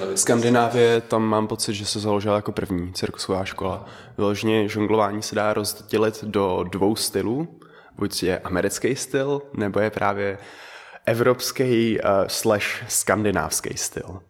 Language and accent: Czech; Czechia; first language Dutch and Czech; also born or lived in Netherlands; jsem se narodil v Holandsku, žil jsem tam 6 let, mm-hmm. pak jsem se přestěhoval sem, a takže umím holandsky a česky od základu